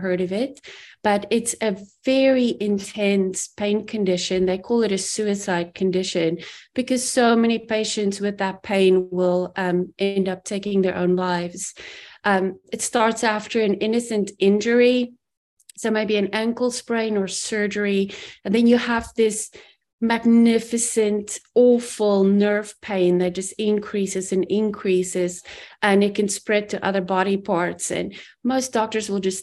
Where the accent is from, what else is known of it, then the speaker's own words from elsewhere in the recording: South Africa; moved away as an adult; I grew up in South Africa, immigrated when I was 21